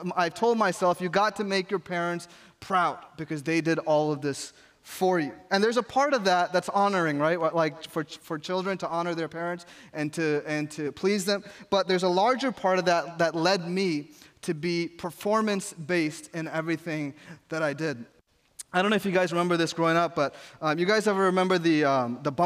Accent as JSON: {"language": "English", "region": "New York", "country": "United States", "tie": "born or raised there", "said": "I grew up in New York where you're supposed to have a hard exterior and people don't show emotions"}